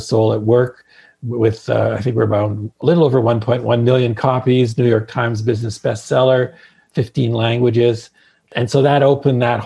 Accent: Hamilton, Ontario, Canada; also born or lived in Santa Fe, New Mexico; now in Prince Edward Island, Canada; I'm from Hamilton, Ontario

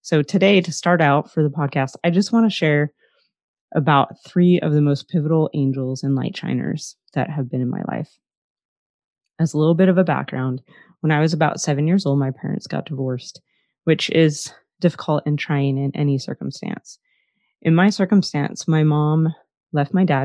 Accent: northern Minnesota, United States; moved away as an adult; also born or lived in East Coast / Southwest / Utah; now in Idaho, United States; My hometown was really small, northern Minnesota, in the late 80s and the early 90s

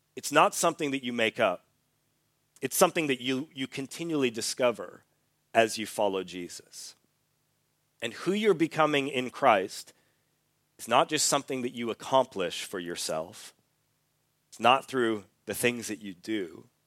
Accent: Canada; moved away as an adult; also born or lived in Australia; I'm from Canada, but when I was eighteen years old, I moved to Australia

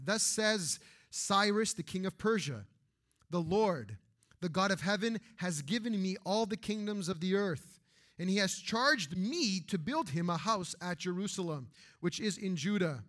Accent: Canada; we grew up in Canada

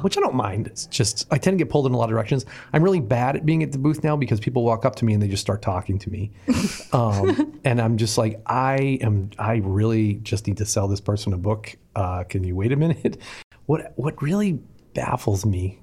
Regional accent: Boston, Massachusetts, United States; I grew up in Boston

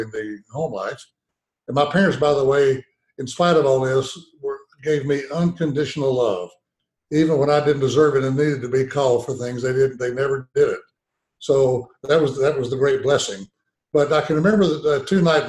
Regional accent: Arkadelphia, Arkansas, United States; we lived in this little town in Arkansas, Arkadelphia

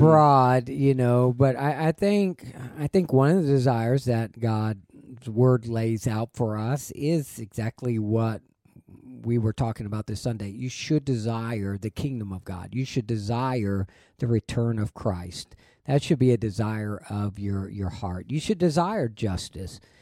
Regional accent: Texas, United States; it's just bred into you that, hey, being a Texan is, there's a, there's a higher standard

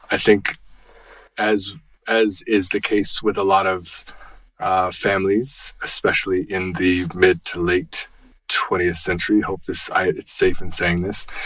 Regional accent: Seattle, Washington, United States; born there; also born or lived in Tennessee / Colorado; I was born in Seattle and then moved to Washington, D.C., and then moved to Chattanooga, Tennessee, and then moved to Colorado, where I went to university.

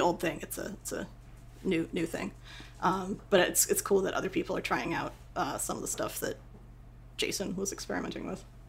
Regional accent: Boston, Massachusetts, United States; moved away; also born or lived in New York / California; I'm a I'm a northeasterner. I grew up in Boston and then like moved to New York

